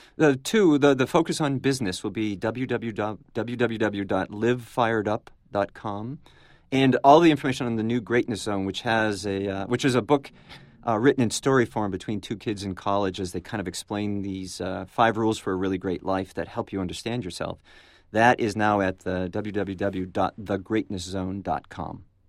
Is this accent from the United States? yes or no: yes; New England, United States; now in Florida, United States; I'm from New England, and we're now in Florida.